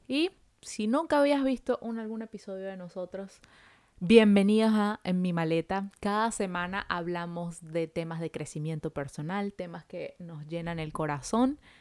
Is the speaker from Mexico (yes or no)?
no; Venezuela; moved away as an adult; now in Montreal, Canada